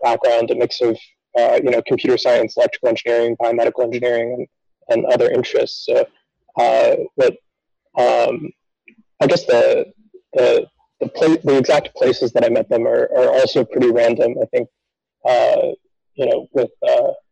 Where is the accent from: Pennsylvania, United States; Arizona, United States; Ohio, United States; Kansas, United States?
Arizona, United States; Phoenix; I grew up in Phoenix, Arizona